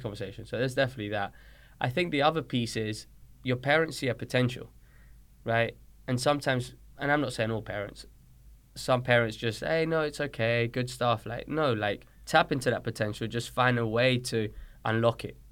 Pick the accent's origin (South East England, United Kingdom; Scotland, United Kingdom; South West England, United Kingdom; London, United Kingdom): London, United Kingdom; accent: British; moved away as an adult; also born or lived in Colombia; now in Dayton, Tennessee, United States; I moved to London when I was six, seven years old